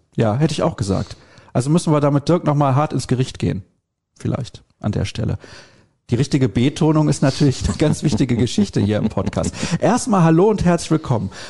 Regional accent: Solingen, North Rhine-Westphalia, Germany; Einfach Blödsinn kallen oder dösig kallen, wie man bei uns in Solingen sagt

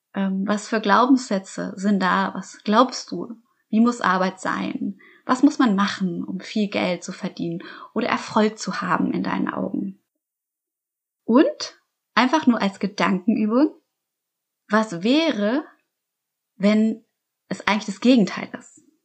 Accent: Munich, Bavaria, Germany; ich bin in München aufgewachsen

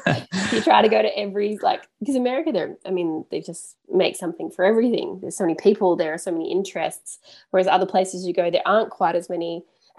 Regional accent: Australia; Being Australian, we like to do that.

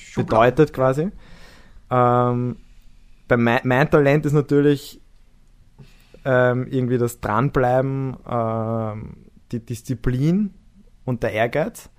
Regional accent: Vienna, Austria; bei uns in der Siedlung, wo ich aufgewachsen bin, im 14. Bezirk

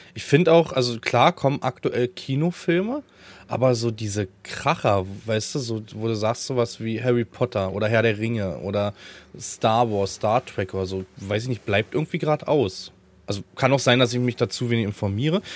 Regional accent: Dyrotz-Luch, Brandenburg, Germany; weil meine Eltern, also ihr könnt das Nest googeln, weil das Haus eh im Verkauf gerade ist. Dürotz Luch heißt das.

